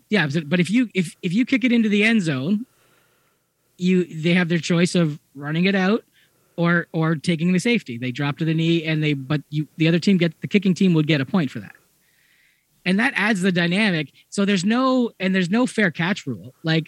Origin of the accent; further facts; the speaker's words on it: Ontario, Canada; I grew up just outside of Hamilton, so I am not a Toronto fan when it comes to football.